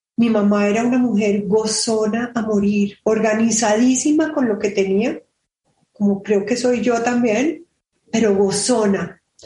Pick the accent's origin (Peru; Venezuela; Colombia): Colombia